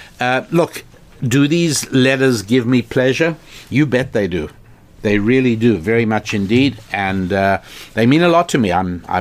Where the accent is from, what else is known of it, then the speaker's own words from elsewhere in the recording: Ghana; A bit of my background. I live in Ghana, and I am Ghanaian.